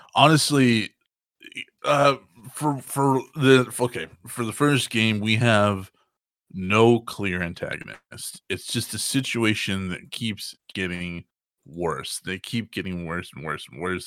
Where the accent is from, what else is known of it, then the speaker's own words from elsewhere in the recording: Texas, United States; I'm from Texas